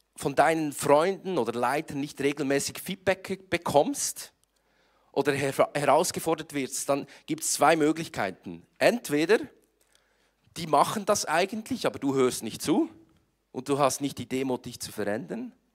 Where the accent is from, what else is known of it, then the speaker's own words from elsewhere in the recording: Switzerland; Ich komme aus der Schweiz und ich versuche heute so hochdeutsch zu sprechen, wie ich kann